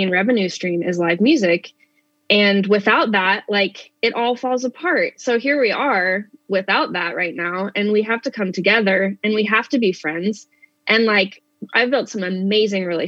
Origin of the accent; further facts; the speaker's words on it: Spokane, Washington, United States; a good friend that actually I grew up with here in Spokane